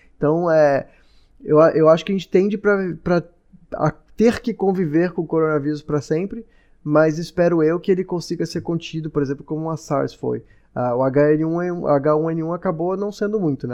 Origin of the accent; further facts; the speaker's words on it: Brazil; moved away; eu, como brasileiro